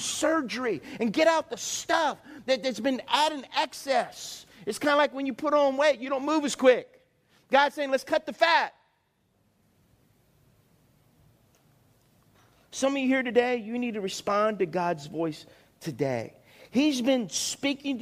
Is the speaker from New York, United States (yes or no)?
no; South Louisiana, United States; I grew up in South Louisiana